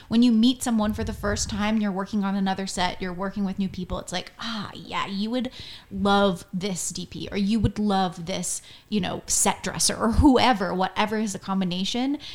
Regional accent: Florida, United States; from Florida, so when people ask me where I'm from and I'm like, Florida

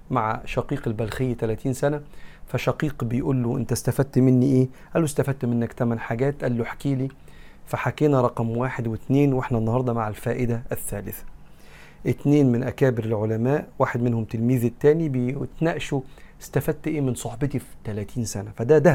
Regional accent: Egypt; زي ما بنقول احنا كمصريين

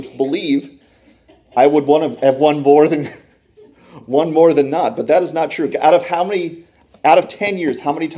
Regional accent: Michigan, United States; born there; also born or lived in Pennsylvania; I was born in Michigan as well as my two siblings. And so we were all Michigan fans growing up.

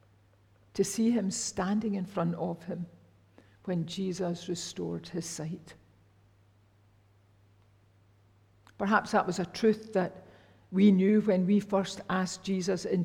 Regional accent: Rutherglen, Scotland, United Kingdom; I was brought up in Fernhill and Cathkin Church in Rutherglen

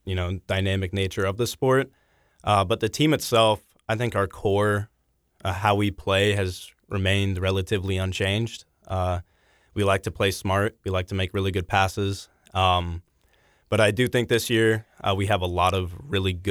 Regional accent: Papillion, Nebraska, United States; moved away as an adult; also born or lived in Omaha, Nebraska; now in Lawrence, United States; my hometown of Papillion, Nebraska

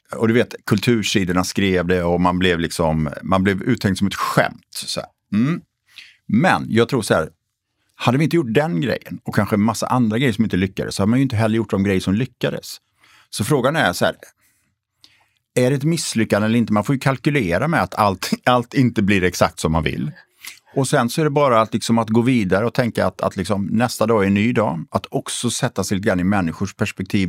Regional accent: Borås, Västra Götaland, Sweden; now in Stockholm, Sweden; jag är född och uppvuxen i Borås

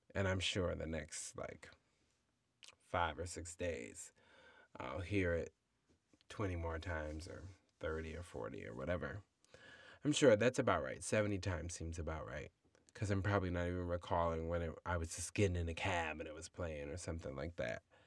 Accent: United States; we as American people

